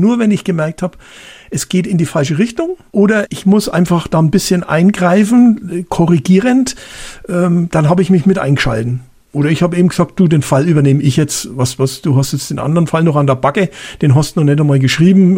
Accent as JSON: {"language": "German", "country": "Germany", "also_born_or_lived": "Bavaria", "said": "bei uns in Deutschland"}